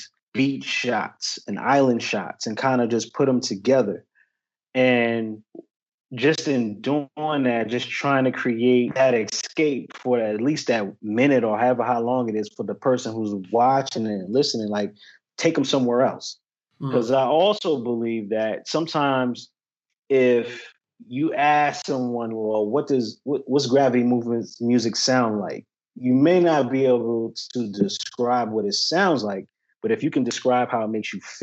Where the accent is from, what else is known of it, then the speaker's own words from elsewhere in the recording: Peekskill, New York, United States; moved away as an adult; also born or lived in Edinboro, Pennsylvania; now in North Carolina, United States; I'm from Peekskill, New York.